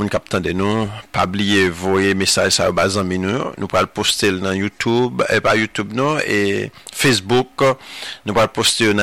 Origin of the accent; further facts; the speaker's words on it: Haiti